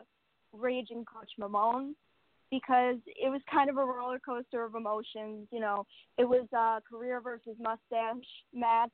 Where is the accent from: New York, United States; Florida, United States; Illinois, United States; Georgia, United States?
New York, United States; I grew up in New York